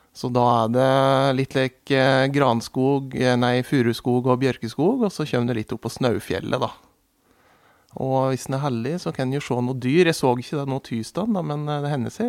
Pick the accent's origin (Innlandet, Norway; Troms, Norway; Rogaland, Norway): Innlandet, Norway; Murudalen, Sel Municipality; Jeg er oppvokst i Murredalen, i Sel kommune